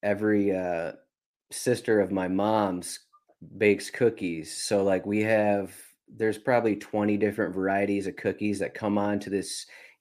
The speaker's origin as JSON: {"language": "English", "region": "Michigan", "country": "United States", "tie": "born or raised there", "said": "I grew up in Michigan."}